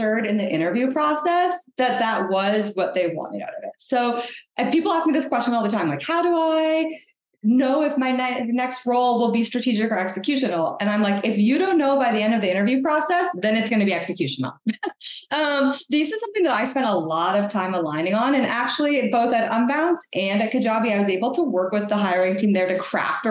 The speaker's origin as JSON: {"language": "English", "country": "Canada", "said": "I'm a Canadian product marketer. I feel like I always have to say that. I'm Canadian and proud"}